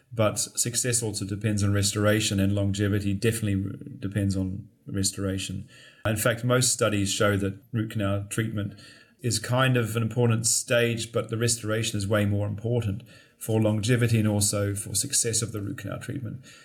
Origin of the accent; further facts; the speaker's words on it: Christchurch, Canterbury, New Zealand; moved away as an adult; also born or lived in Dunedin, New Zealand / London, United Kingdom; I'm actually from New Zealand, Christchurch. I lived there